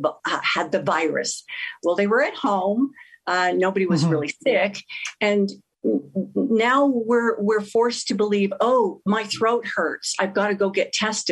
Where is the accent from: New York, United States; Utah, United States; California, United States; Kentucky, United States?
Utah, United States; Sandy; I'm a native from Utah, and was born and raised in Sandy